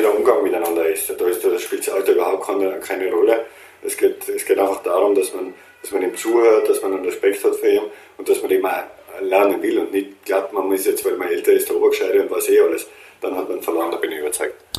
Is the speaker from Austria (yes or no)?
yes; Austria; als Österreicher